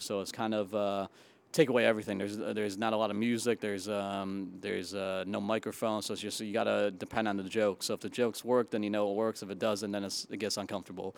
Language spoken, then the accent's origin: English; Chicopee, Massachusetts, United States; moved away as an adult; now in New York City, United States; I am from Chicopee, Massachusetts, um, small, kind of a small town in Western Mass, and I, uh, I moved to New York City right after college.